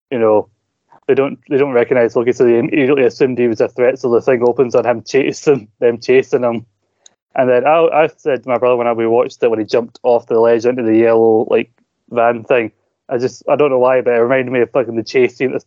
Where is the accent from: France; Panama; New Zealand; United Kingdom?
United Kingdom; Scotland; You know I'm Scottish by enunciating what I'm saying